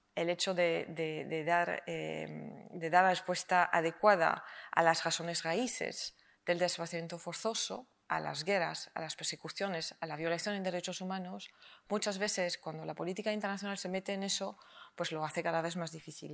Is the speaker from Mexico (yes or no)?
no; France; Spanish is a second language; now in Spain; A mí como francesa me llamó la atención cuando llegué y ahora lo conozco de corazón, mi DNI español